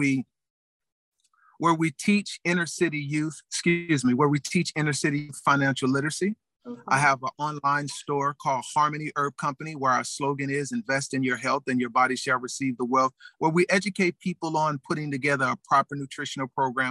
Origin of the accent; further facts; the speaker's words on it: Los Angeles, California, United States; born and raised in Los Angeles, California, in the United States